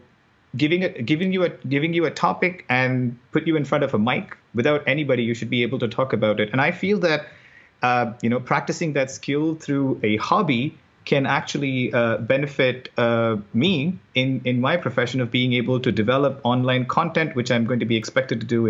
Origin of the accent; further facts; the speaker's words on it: Chennai, Tamil Nadu, India; moved away as an adult; now in United States; I am from South India, Madras, India, and then I came to the U.S. for graduate studies